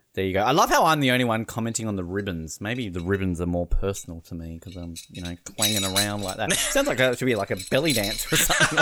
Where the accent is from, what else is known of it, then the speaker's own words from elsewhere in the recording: Australia; it is my home country